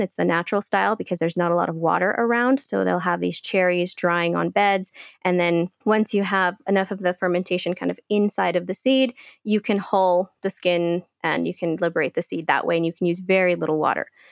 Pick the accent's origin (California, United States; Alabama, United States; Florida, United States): California, United States; Bay Area; moved away as an adult; also born or lived in Guatemala / Cleveland, United States; now in Colombia; I was born in Guatemala. And when I was five years old, my family had to leave and we immigrated to, to California. And so I grew up as a California girl